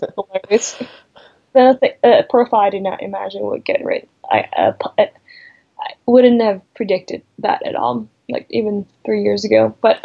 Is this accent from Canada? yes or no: no; Malaysia; of rejecting, anything Chinese that was too superstitious or too, because I'm Chinese Malaysian.